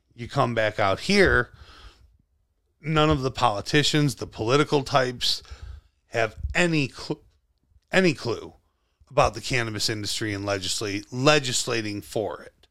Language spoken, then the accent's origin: English; Western New York, United States; it's lovely being from here